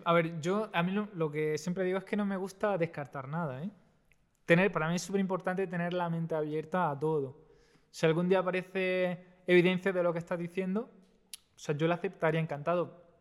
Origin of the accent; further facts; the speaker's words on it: Almería, Andalusia, Spain; yo soy de Almería